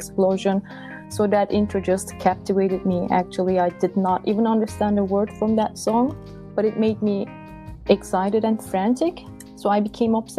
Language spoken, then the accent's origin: English; Istanbul, Turkey; English is a second language; moved away; also born or lived in Ithaca, New York; I'm originally from Istanbul, Turkey